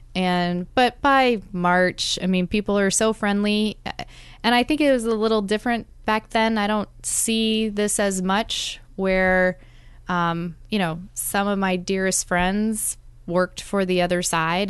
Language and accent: English; South Dakota, United States; moved away as an adult; also born or lived in Juneau, Alaska / Fairbanks, Alaska; now in Anchorage, United States; my home state of South Dakota